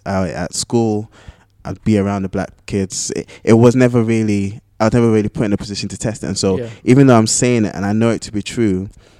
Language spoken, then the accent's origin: English; Ghana; my attitude was always, look, before I am black, before I'm Ghanaian, I'm a Christian.